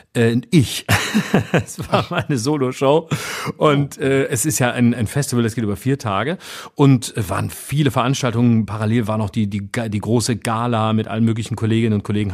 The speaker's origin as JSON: {"language": "German", "region": "Baden-Württemberg", "country": "Germany", "tie": "born or raised there", "moved": "yes", "said": "in äh, Achern in Baden-Württemberg, in meiner Heimat, in der Nähe von Offenburg"}